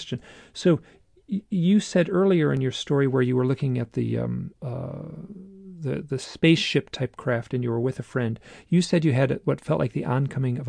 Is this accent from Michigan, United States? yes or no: yes; Michigan, United States; I'm from Michigan